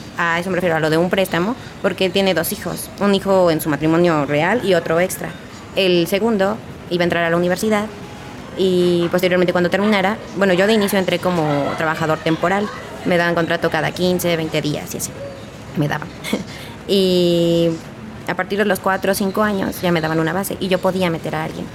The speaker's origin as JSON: {"language": "Spanish", "region": "Hidalgo", "country": "Mexico", "tie": "born or raised there", "moved": "as an adult", "said": "Yo no soy de aquí del estado, yo soy de Hidalgo. Tenía toda mi vida viviendo ahí"}